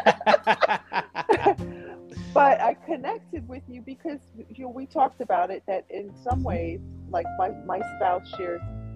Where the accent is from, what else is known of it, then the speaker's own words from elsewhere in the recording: Long Island, New York, United States; we grew up in, drum roll, Long Island